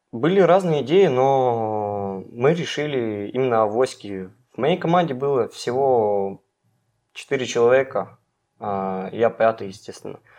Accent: Melnitsa, Irkutsk Oblast, Russia; А, нет, а, я из Нижнеудинского района, села Мельница.

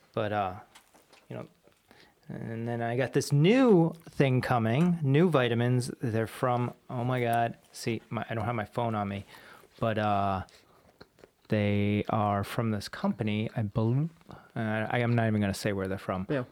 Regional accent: Warwick, Rhode Island, United States; my high school out here was Pilgrim High School

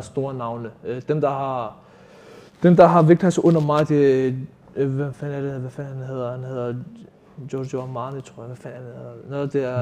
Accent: Copenhagen, Capital Region of Denmark, Denmark; jeg er født og opvokset i Nordvest

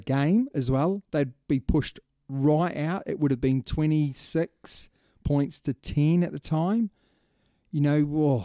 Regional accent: New Zealand; as a Kiwi

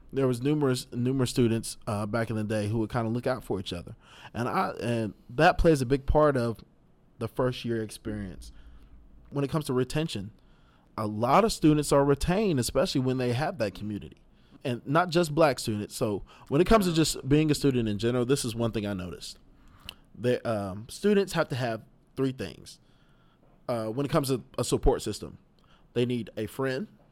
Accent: Knoxville, Tennessee, United States; Being from Knoxville

